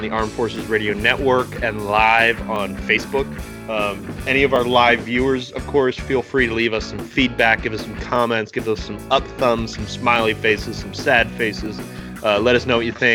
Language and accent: English; East Coast, United States; now in Portland, United States; I grew up on the East Coast